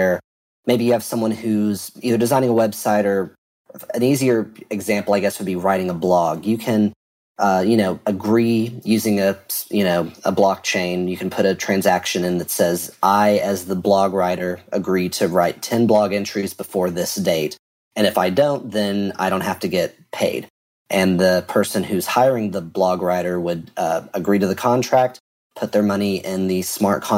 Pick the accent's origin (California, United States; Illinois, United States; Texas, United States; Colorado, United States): Texas, United States; I'm a developer from Texas